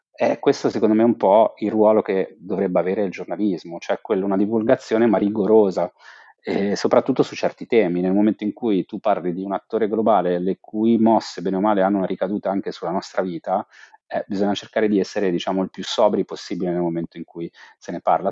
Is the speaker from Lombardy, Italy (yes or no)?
no; Genoa, Liguria, Italy; moved away as an adult; also born or lived in China; io sono genovese